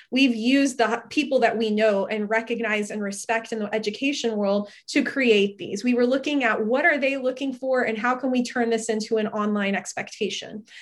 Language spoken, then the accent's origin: English; Fort Worth, Texas, United States; now in Austin, United States; I grew up in the Fort Worth area